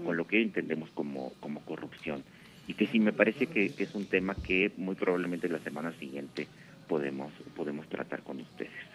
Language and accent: Spanish; Mexico; Los mexicanos hemos vivido de manera más dramática